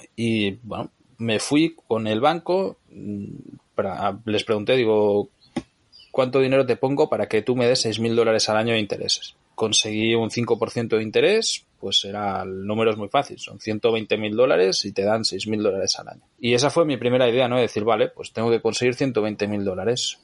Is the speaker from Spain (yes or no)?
yes; near Barcelona, Catalonia, Spain; moved away as an adult; also born or lived in Nicaragua; Yo a los 18 años me fui a vivir a Nicaragua, aunque soy de cerca de Barcelona